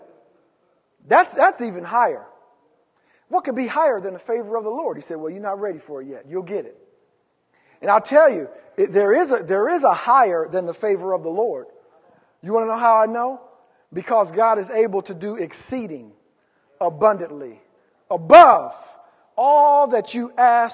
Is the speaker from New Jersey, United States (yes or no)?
no; California, United States; We're from California